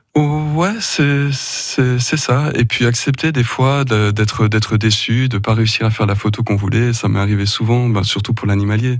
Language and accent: French; Ardèche, Auvergne-Rhône-Alpes, France; je suis né dans, les Alpes de Provence mhm. et mes parents se sont installés quand j'avais 5 ans à Chirol. Donc euh, j'ai grandi en Ardèche